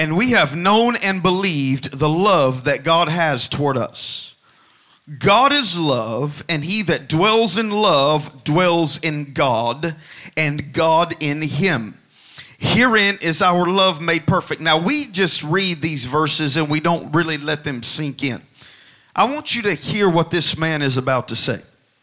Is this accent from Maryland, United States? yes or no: no; Alabama, United States; I grew up in Alabama